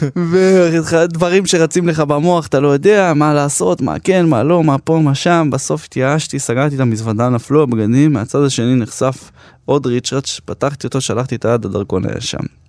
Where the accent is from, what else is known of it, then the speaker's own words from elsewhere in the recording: Jerusalem, Jerusalem District, Israel; בתור ילד, אפילו שגדלתי בירושלים של, אה, אינתיפאדת אל-אקצא